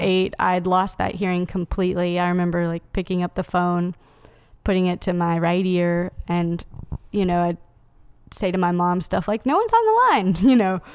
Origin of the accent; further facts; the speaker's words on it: Knoxville, Tennessee, United States; now in Nashville, United States; I grew up in Knoxville